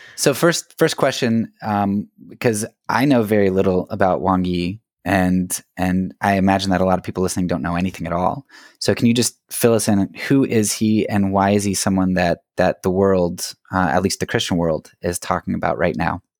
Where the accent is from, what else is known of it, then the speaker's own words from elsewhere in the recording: United States; as an American